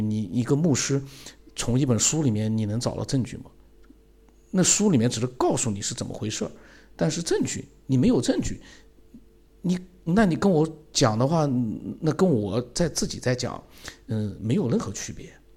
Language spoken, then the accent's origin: Chinese; China; 因为佛教跟我们中国人来讲还是比较接近一点